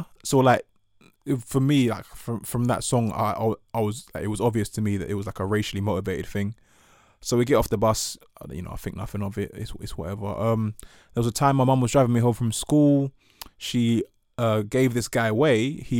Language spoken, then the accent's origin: English; Ghana; And sort of like, therefore, having this pride in being Ghanaian and, you know, being being Ewe, but the idea of being black was a bit more daunting.